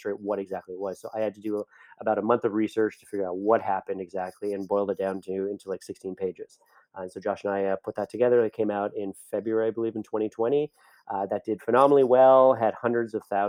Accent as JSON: {"language": "English", "country": "Canada", "said": "I'm Canadian, so I say project."}